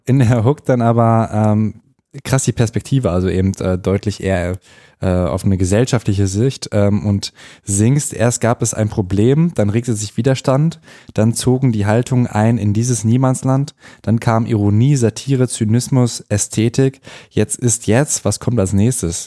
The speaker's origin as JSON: {"language": "German", "region": "North Rhine-Westphalia", "country": "Germany", "moved": "yes", "lives_now": "Berlin, Germany", "said": "Ich komme aus NRW und da haben wir Fahrradwege"}